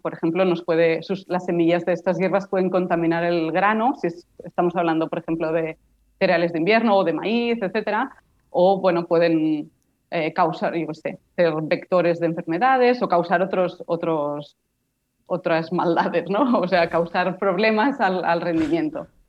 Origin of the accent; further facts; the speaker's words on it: Barcelona, Catalonia, Spain; Yo soy de Barcelona